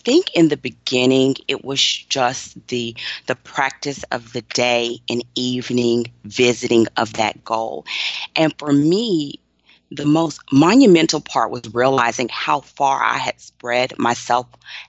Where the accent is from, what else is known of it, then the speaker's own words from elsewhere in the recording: Austin, Texas, United States; And so I grew up in Austin, and I went to college and law school as a wife and a mother with little ones.